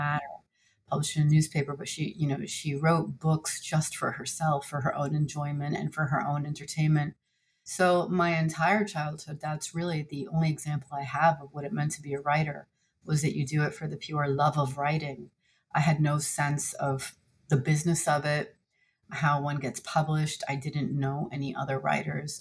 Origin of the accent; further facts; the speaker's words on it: New Jersey, United States; I was born in the United States and I grew up in New Jersey.